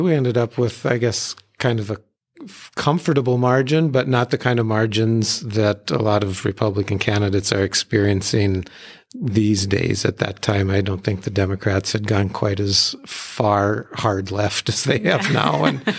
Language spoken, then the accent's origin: English; Hazen, North Dakota, United States; growing up in the Hazen area and ranching there, I'm right in kind of the heart of coal country.